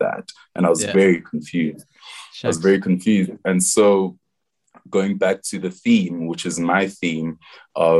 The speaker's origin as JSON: {"language": "English", "country": "South Africa", "also_born_or_lived": "England", "moved": "as an adult", "said": "As Zulu people, when we celebrate, we dance and we sing"}